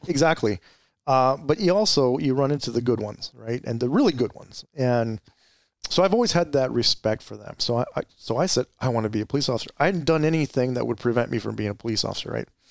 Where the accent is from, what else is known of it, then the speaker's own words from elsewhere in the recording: Gilbert, Arizona, United States; also born or lived in Mesa, Arizona / Chandler, Arizona / Tempe, Arizona; I grew up in Arizona. I, I grew up in the East Valley, uh, primarily Gilbert